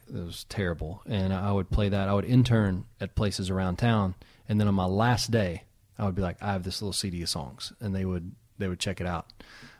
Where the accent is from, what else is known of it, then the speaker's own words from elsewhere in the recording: Danville, Kentucky, United States; Danville, Kentucky. About three and a half hours from here.